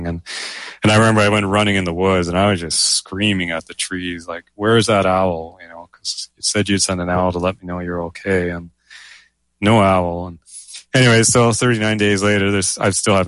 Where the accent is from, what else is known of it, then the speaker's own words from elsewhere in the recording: Canada; I'm a Canadian speculative fiction writer